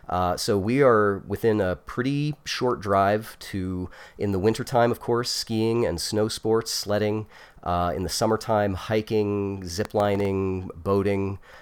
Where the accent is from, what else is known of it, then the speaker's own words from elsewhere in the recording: Utah, United States; being born and raised in Utah, you have a pretty good chance of going that way.